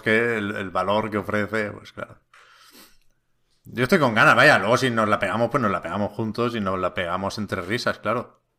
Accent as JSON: {"language": "Spanish", "town": "Tiana", "region": "Catalonia", "country": "Spain", "said": "Yo soy de Tiana, eh, un pueblo aquí cerca de Barcelona"}